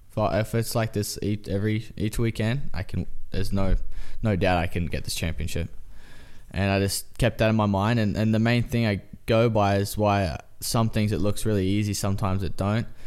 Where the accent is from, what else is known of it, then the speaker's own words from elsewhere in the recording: Australia; now in United States; I'm Australian.